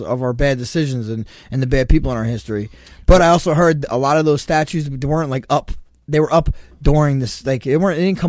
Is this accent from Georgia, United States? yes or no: yes; Georgia, United States; moved away; I'm originally from Georgia